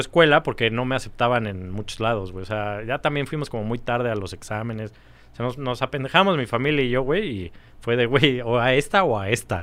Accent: Mexico City, Mexico; Yo nací aquí, siempre viví en México.

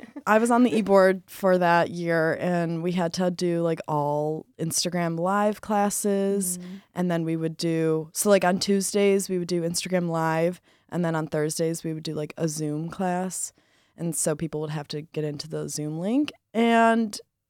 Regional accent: Rochester Hills, Michigan, United States; I'm a senior this year majoring in hospitality business, and I am from Rochester Hills, Michigan.

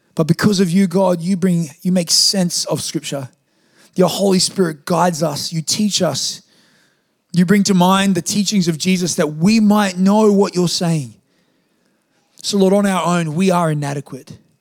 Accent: Australia; I'm Australian

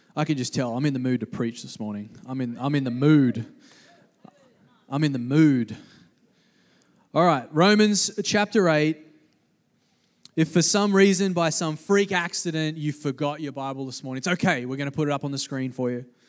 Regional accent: East Coast of Australia, Australia; growing up in the East Coast of Australia, on the beaches

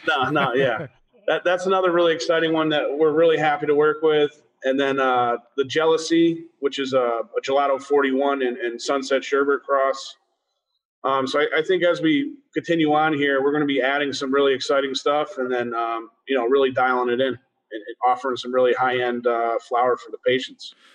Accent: Springfield, Massachusetts, United States; now in Lewisburg, United States; I was born in Springfield, Mass, and I, and now I reside in uh, Lewisburg, Pennsylvania

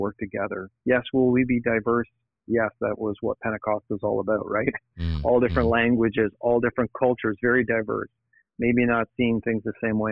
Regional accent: Niagara area, Ontario, Canada; also born or lived in Toronto, Canada / United States; I grew up in the Niagara area, which is not far from Niagara Falls

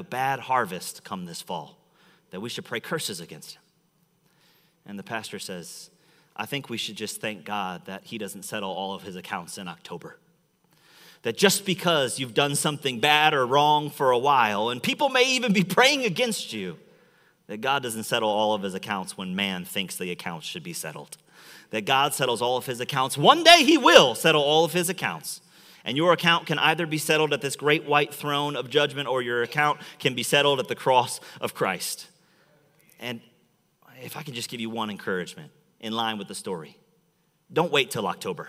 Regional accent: Chicago, Illinois, United States; now in Metro Detroit, United States; I'm from Chicago

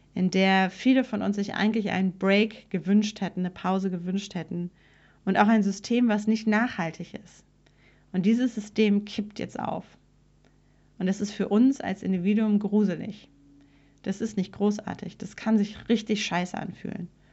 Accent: Germany; als Deutsche

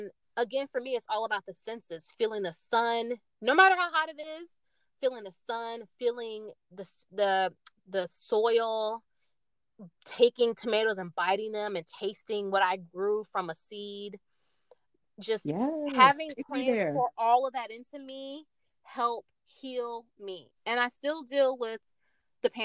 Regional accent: Tallahassee, Florida, United States; now in Orlando, United States; I was raised in Tallahassee. Elementary to high school, Tallahassee, Florida

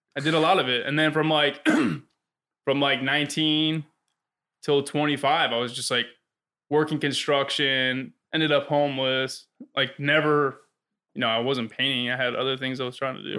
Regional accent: South Florida, United States; I grew up in South Florida

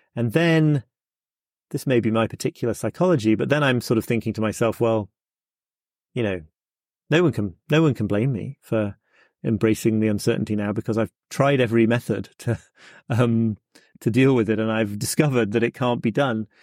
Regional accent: United Kingdom; as a British person

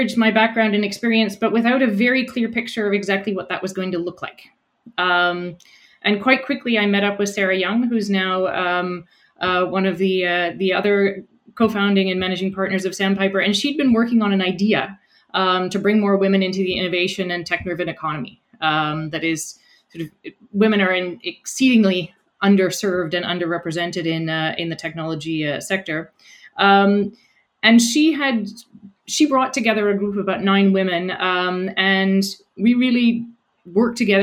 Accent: rural New Brunswick, Canada; moved away as an adult; also born or lived in Montreal / Netherlands; now in Halifax, Canada; I grew up in New Brunswick, in rural New Brunswick.

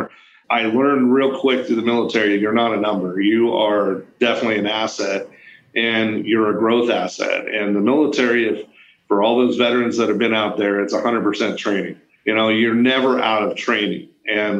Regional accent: Oregon, United States; I grew up in Oregon

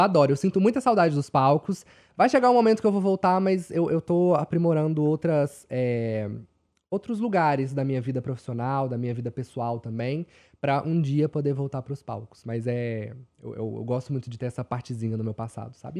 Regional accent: Belo Horizonte, Minas Gerais, Brazil; eu sou de Minas, de Belo Horizonte

